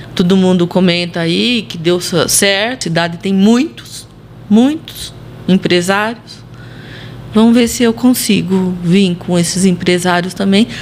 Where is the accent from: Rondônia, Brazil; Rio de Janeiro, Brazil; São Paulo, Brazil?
São Paulo, Brazil; Monte Alto; accent: caipira; Monte Alto, a cidade do dinossauro, e aqui nós somos caipiras, né? Caipira do estado de São Paulo